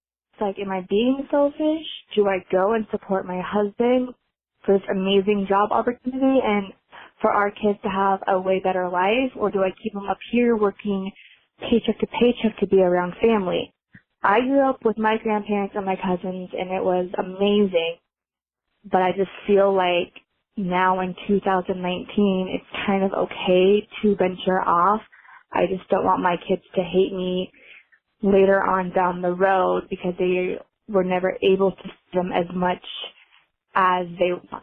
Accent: Montana, United States; now in Idaho, United States; I am originally from Montana, but unfortunately I'm in Idaho.

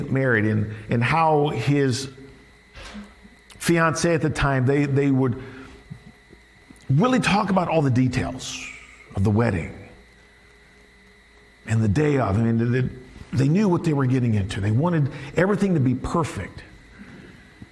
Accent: the South, United States; Growing up in the South, I was a big LSU fan

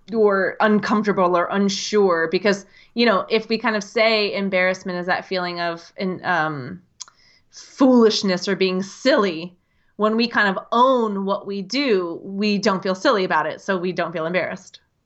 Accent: United States; accent: American English; the accent you hear is the American English accent. I'm coming to you from the U S

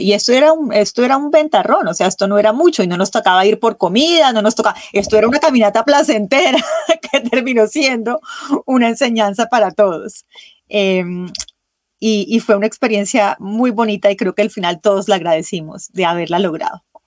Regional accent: Colombia; moved away; yo viví tanto tiempo fuera de Colombia que para mí mi café era un ritual que me acercaba a mi tierra

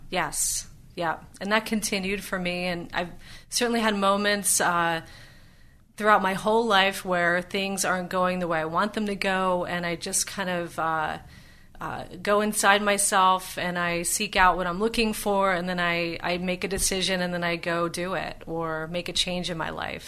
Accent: United States; I only knew growing up in the United States

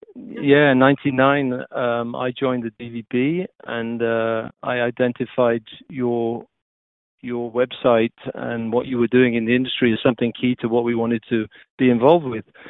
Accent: Wales, United Kingdom; moved away; being a Welshman

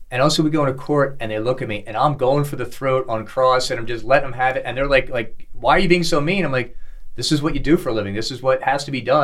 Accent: Philadelphia, Pennsylvania, United States; I grew up in Philadelphia

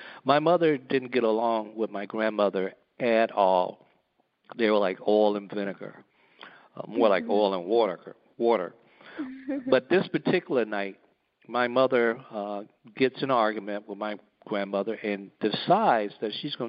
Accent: Gadsden, Alabama, United States; I grew up in Gadsden, Alabama, a little small town, about 25,000 people.

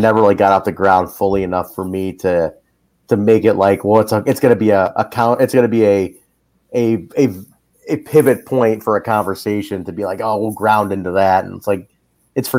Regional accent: Chicago, Illinois, United States; as a Chicagoan

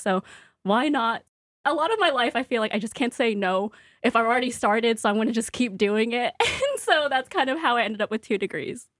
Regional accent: Stockton, California, United States; also born or lived in San Jose, California; now in Brooklyn, United States; I was born in San Jose, and I lived there for six years, and then we moved to Stockton, which is in the Central Valley

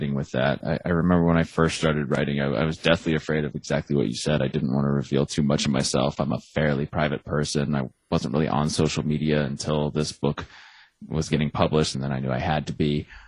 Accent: Arizona, United States; I'm from Arizona, which is not Texas

